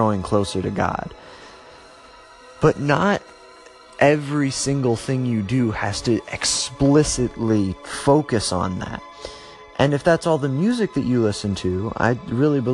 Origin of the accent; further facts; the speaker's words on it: Ohio, United States; my home state of Ohio